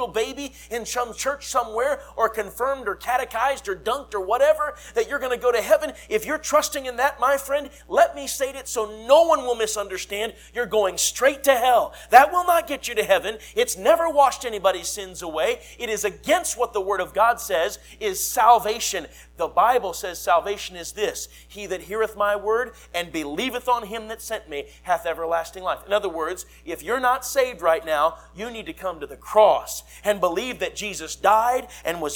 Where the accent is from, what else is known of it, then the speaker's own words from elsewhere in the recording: Minnesota, United States; moved away; I grew up in Minnesota